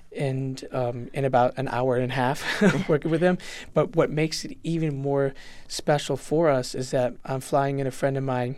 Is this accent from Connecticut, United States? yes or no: yes; West Hartford, Connecticut, United States; also born or lived in Puerto Rico; growing up in West Hartford